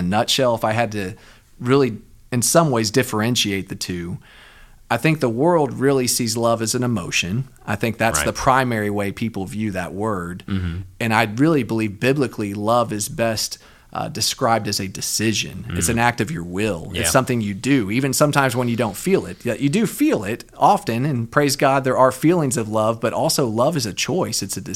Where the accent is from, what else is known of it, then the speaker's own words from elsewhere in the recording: Austin, Texas, United States; I'm from Austin.